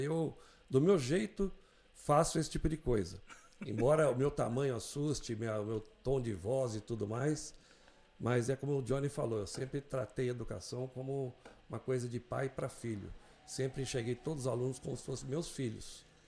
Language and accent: Portuguese; Mogi das Cruzes, São Paulo, Brazil; also born or lived in Vitória, Espírito Santo; Eu não sou de Mogi, mas vim para Mogi com menos de um ano de idade. Sou capixaba, sou de Vitória do Espírito Santo.